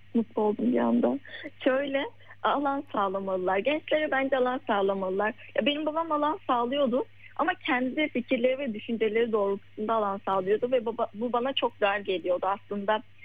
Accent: Yozgat Province, Turkey; now in Istanbul, Turkey; Ben şu an İstanbul'da yaşıyorum ama normalde ailemin yanında Yozgat'ta köyde yaşıyorduk küçük bir köyde.

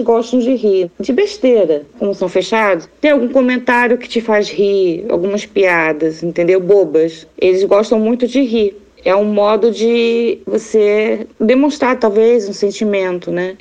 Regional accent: Tokyo, Japan; now in Brazil; Eu nasci em Tóquio

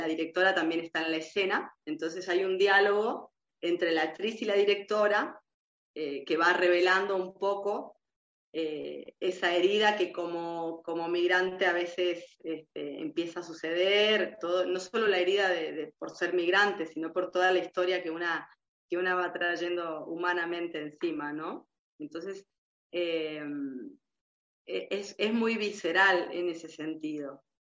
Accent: Argentina; moved away; mi ser migrante aquí, porque si bien soy de la Argentina, eh, es un país muy cercano

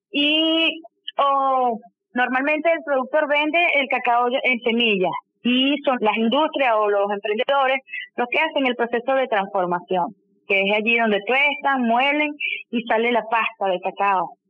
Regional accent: Venezuela; nosotros como venezolanos

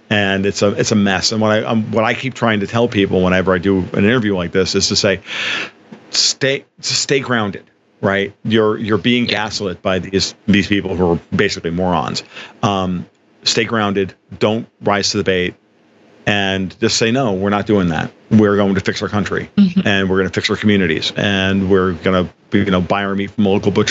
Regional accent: New York, United States; now in Florida, United States; because I'm from Florida though I'm from New York originally, clearly I'm I'm I'm a I'm a I'm, I'm a happy Floridian at this point.

